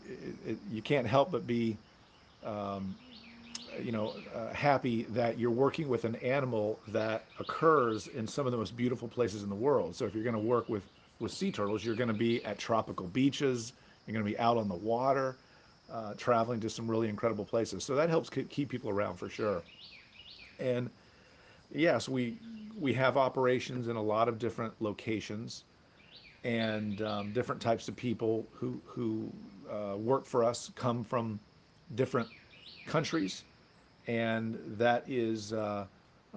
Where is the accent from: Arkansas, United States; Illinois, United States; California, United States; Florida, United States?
Florida, United States; Orlando; born or raised there